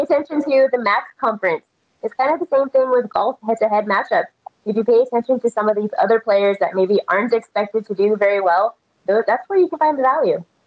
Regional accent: Texas, United States; moved away; also born or lived in Las Vegas; I'm born and raised in Texas, and so college football is like in our blood.

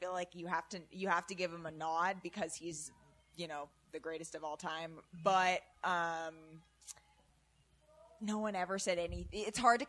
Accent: Oakland, California, United States; I'm born and raised in Oakland.

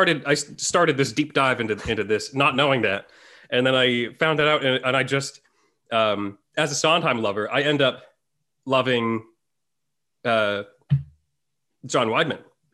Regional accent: New England, United States; I'm half Thai. My father's from Bangkok, but I was born and raised in New England.

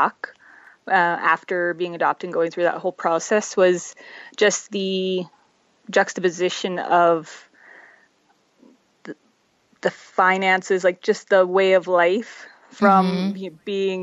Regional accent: Calgary, Alberta, Canada; also born or lived in Czech Republic / Montreal; now in Red Deer, Canada; we lived in Montreal till I was 5 and then moved out to towards Calgary. And we're out, I've pretty much raised out there.

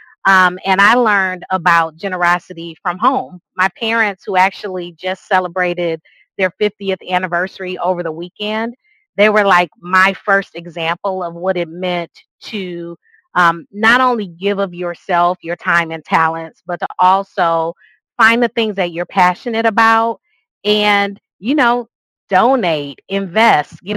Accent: Grand Rapids, Michigan, United States; So it is my hometown. So obviously there's some nostalgia there with growing up

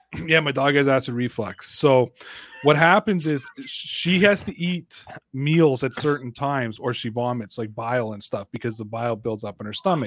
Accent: Canada; I'm Canadian

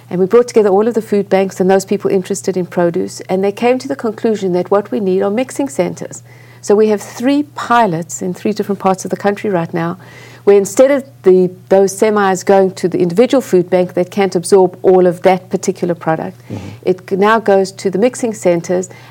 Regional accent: South Africa; moved away as an adult; now in United States; I grew up in apartheid South Africa, a white child in apartheid South Africa.

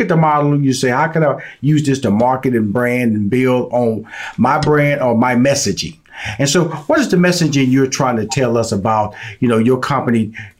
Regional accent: Houston, Texas, United States; Because I was born and raised in Fifth Ward.

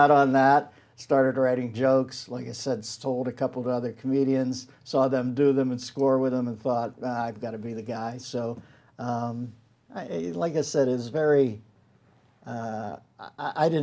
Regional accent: Pittsburgh, Pennsylvania, United States; I grew up in Pittsburgh.

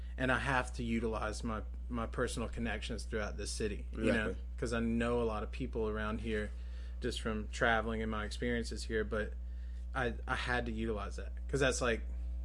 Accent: Greensboro, North Carolina, United States; I grew up out by the Pleasant Garden, Forest Oaks area.

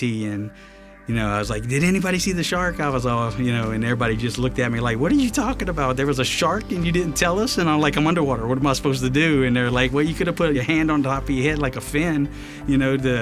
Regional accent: Franklinton, Louisiana, United States; moved away; I'm originally from Franklinton, Louisiana

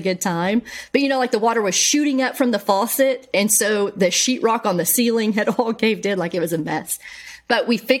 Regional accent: Bryan, Texas, United States; my hometown

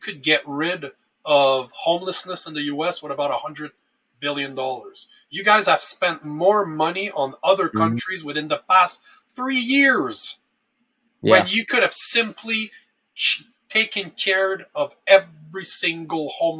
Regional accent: Canada; as a Canadian

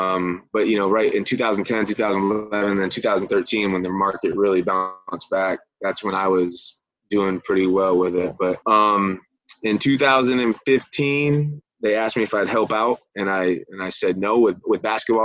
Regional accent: The Villages, Florida, United States; I grew up here in the Villages. But when I was growing up in the Villages, and you know, the Villages are a retirement community

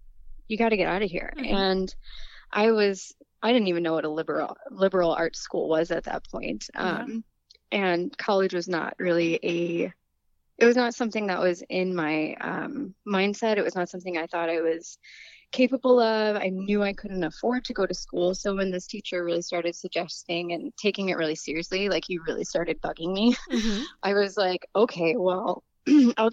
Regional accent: Joliet, Illinois, United States; moved away; I was born and raised in Joliet, Illinois, which is a southwest suburb of Chicago

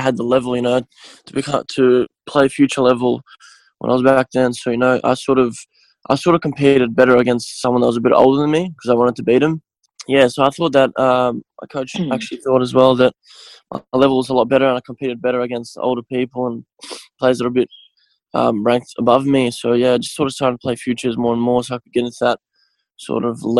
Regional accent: Melbourne, Victoria, Australia; Yeah, so I was born here. My parents were born in Bosnia, both my parents.

